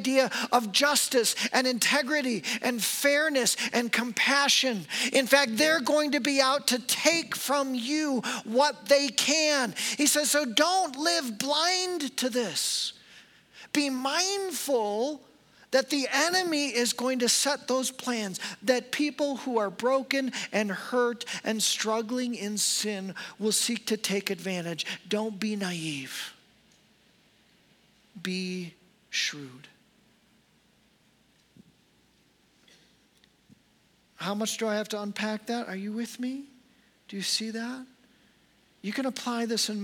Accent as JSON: {"language": "English", "country": "United States", "said": "I'm an American pastor"}